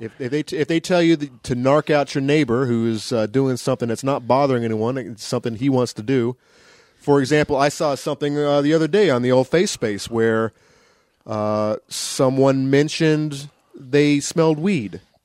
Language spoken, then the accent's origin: English; the South, United States; I grew up in the South